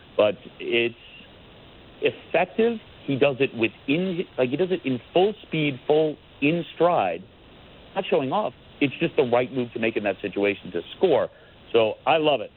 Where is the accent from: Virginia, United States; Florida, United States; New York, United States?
New York, United States; also born or lived in Long Island; I'm from New York